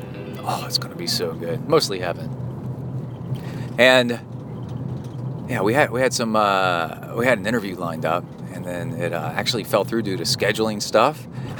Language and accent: English; Houston, Texas, United States; also born or lived in Ohio / Alabama / College Station; I'm from Houston, sort of. I'm from Ohio, Alabama, and then mostly Houston, and then College Station.